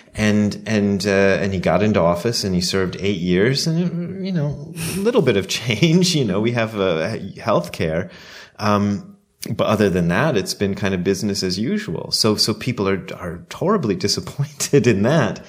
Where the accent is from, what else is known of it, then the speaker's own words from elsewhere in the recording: United States; moved away as an adult; also born or lived in Ohio / Japan; as an American